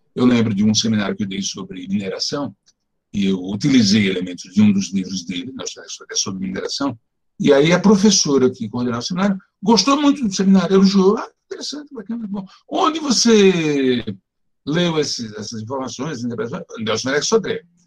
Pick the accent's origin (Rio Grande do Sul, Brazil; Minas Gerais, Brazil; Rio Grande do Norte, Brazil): Rio Grande do Norte, Brazil; Natal; born or raised there; moved away as an adult; now in São Paulo, Brazil